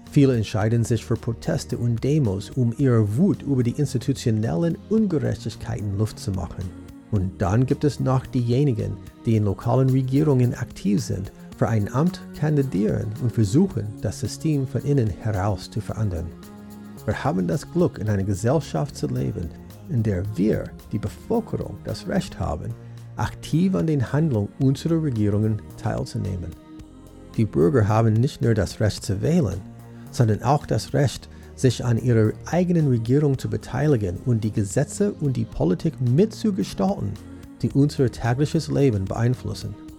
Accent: United States; Als Amerikaner bin ich mit diesem Satz aufgewachsen

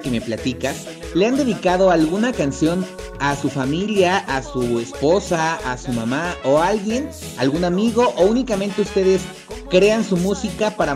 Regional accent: Puebla, Mexico; todos aquellos lugares que como poblanos nos gusta visitar y que también invitamos a todos aquellos que nos escuchan fuera de Puebla

